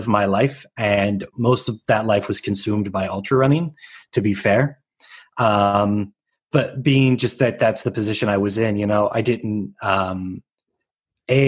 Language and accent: English; Tuscarawas County, Appalachian Ohio, United States; I'm originally from Appalachian, Ohio, Tuscarawas County specifically